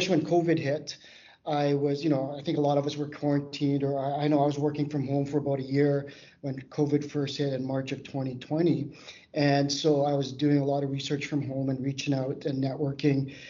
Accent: Canada; I'm from Canada

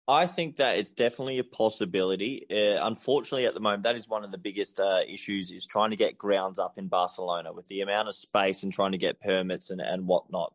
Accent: Australia; moved away as an adult; now in Spain; I was brought up in Australia

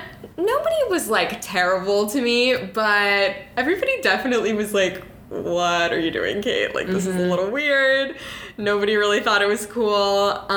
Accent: Orlando, Florida, United States; now in New York, United States; I'm from Orlando, Florida.

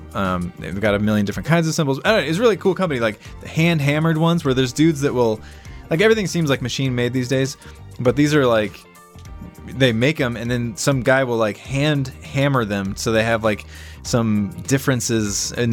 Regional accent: United States; We're not British. We're Americans.

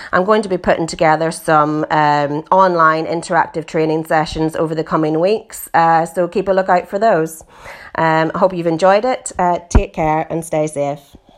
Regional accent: Northern Ireland, United Kingdom; now in East Yorkshire, United Kingdom; as you can hear from my accent, I'm originally from Northern Ireland. I grew up on a pig farm there

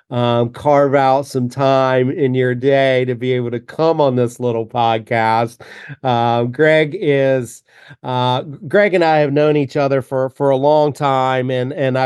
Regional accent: North Carolina, United States; being a North Carolina boy

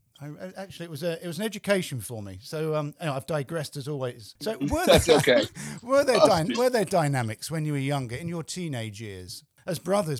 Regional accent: England, United Kingdom; being English

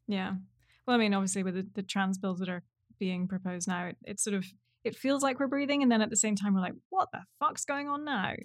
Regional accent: New York City, New York, United States; I'm a musician from New York City and the host of This Next Song's About.

